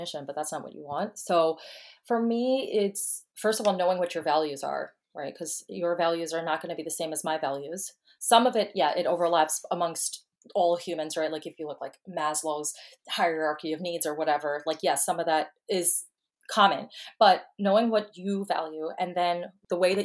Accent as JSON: {"language": "English", "region": "New York", "country": "United States", "moved": "as an adult", "lives_now": "Texas, United States", "said": "I'm originally from New York, and I moved to Texas about, I guess, like 8 months ago"}